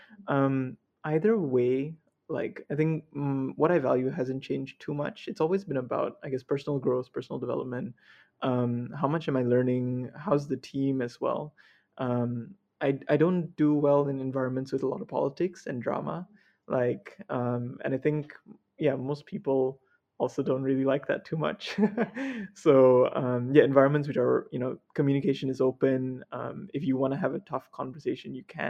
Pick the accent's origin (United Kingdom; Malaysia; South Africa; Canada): Malaysia; Sarawak; I came from Sarawak, in a very small government school as well